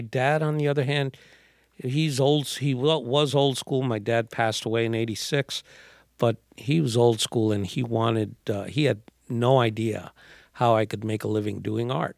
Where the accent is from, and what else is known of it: New York City, New York, United States; born or raised there